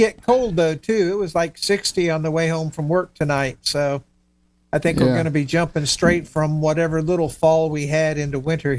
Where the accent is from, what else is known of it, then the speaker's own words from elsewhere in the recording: Miami, Florida, United States; I grew up in Miami, and, you know, we lived at the beach